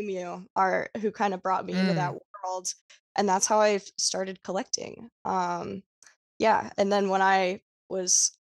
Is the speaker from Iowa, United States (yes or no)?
no; Los Angeles, California, United States; I grew up in Los Angeles, California, and kind of in Hollywood and that entire world